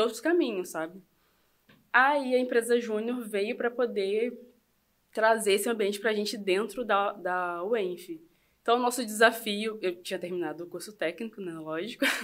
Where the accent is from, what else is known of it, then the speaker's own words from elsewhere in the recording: Itaperuna, Rio de Janeiro, Brazil; moved away as an adult; also born or lived in Campos dos Goytacazes; now in Cabo Frio, Brazil; Nascida e criada em Itaperuna, fui para Campos nessa época